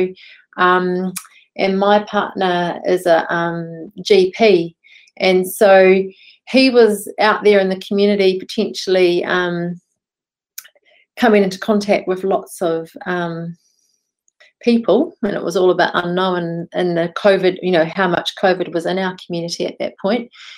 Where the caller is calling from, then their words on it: Dunedin, Otago, New Zealand; I'm connecting in from Okoho in Dunedin.